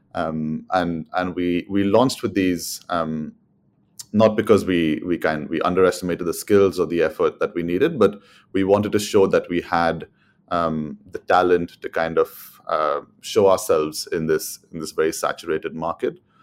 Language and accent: English; Mumbai, Maharashtra, India; moved away as an adult; also born or lived in London, United Kingdom; now in United Kingdom; I'm from Mumbai in India. I moved to the U K in two thousand and fourteen to study economics